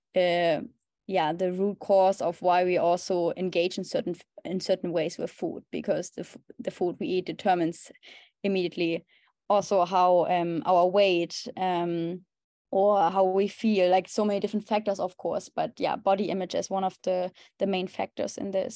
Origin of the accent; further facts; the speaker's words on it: Germany; moved away as an adult; now in Amsterdam, Netherlands; I'm originally from Germany, and currently I live in Amsterdam